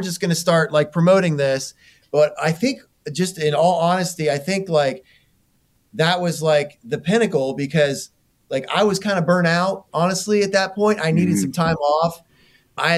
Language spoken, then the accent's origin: English; Ohio, United States; growing up in Ohio